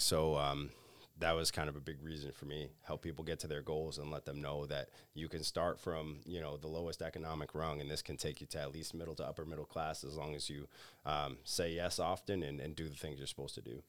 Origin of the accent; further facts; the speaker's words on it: Acushnet, Massachusetts, United States; I'm originally from the South Coast area, so, uh, grew up in Acushnet, New Bedford